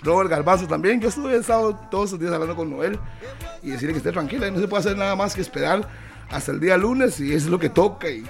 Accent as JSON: {"language": "Spanish", "country": "Costa Rica", "said": "yo soy tico"}